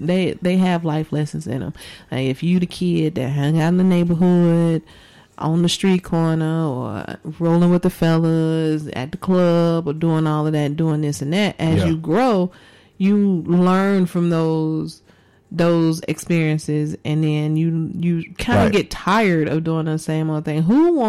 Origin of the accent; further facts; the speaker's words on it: Chicago, Illinois, United States; moved away as an adult; also born or lived in Georgia; now in Las Vegas, United States; I was born and raised in Chicago and spent most of my life there